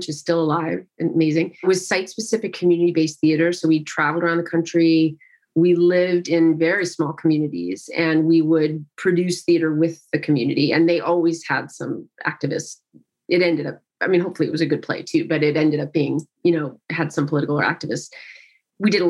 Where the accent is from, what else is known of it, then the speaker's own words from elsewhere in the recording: Central Connecticut, United States; now in Southern California, United States; I grew up in Central Connecticut